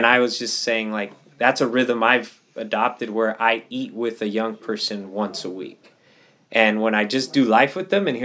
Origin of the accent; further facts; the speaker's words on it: Pomona, California, United States; my hometown city of Pomona